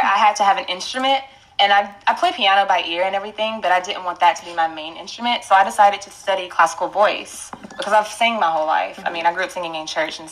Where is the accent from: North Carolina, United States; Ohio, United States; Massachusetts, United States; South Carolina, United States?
North Carolina, United States; moved away as an adult; now in New York, United States; growing up in North Carolina, where I was a minority a lot growing up in schools